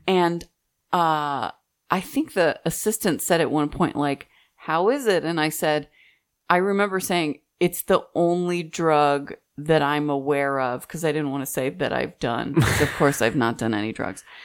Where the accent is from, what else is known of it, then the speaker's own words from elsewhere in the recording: Midwest, United States; moved away; also born or lived in Texas; I'm from the Midwest